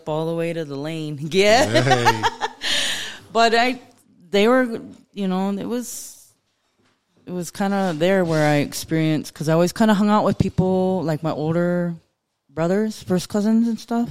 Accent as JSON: {"language": "English", "town": "Lodge Grass", "region": "Montana", "country": "United States", "tie": "born or raised there", "said": "I grew up in Lodgegrass. I've lived there my whole life."}